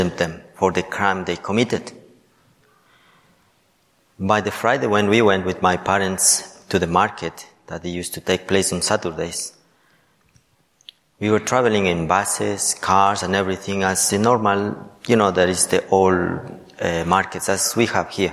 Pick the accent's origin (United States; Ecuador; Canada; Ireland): Ecuador; moved away; I am from Ecuador.